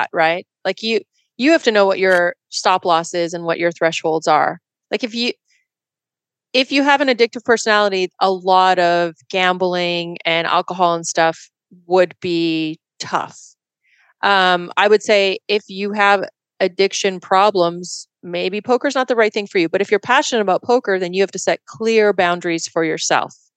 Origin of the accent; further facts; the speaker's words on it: Edmonton, Alberta, Canada; now in San Jose, United States; I grew up in West Edmonton and there was a casino in the mall.